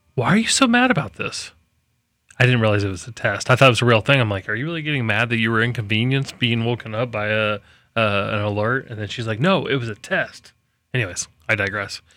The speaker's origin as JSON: {"language": "English", "town": "Manhattan", "region": "Kansas", "country": "United States", "tie": "born or raised there", "also_born_or_lived": "Bartow, Florida", "moved": "yes", "said": "I grew up out there in Manhattan"}